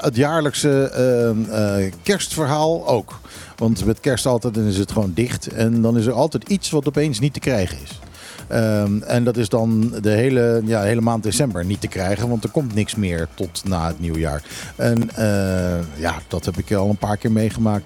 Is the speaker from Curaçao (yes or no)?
yes; Curaçao; also born or lived in Netherlands; now in Bonaire; ik ben als kind opgegroeid op Curaçao